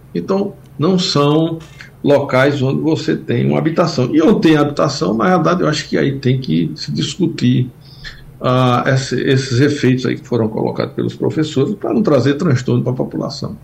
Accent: sertão of Pernambuco, Brazil; eu sou do sertão de Pernambuco, conheço bem a Caatinga

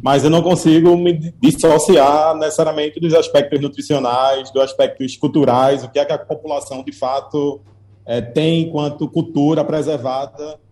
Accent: Recife, Pernambuco, Brazil; pernambucano, enquanto recifense

